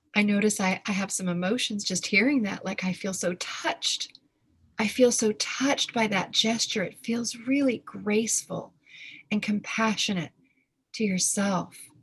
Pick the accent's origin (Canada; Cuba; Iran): Canada; Victoria, British Columbia; I grew up in Victoria, BC